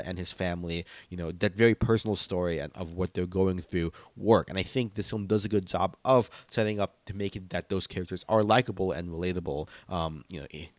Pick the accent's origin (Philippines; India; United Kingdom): Philippines; being Filipino, I was definitely hyped to read some pieces about how they're incorporating Filipino martial arts in the fighting scenes here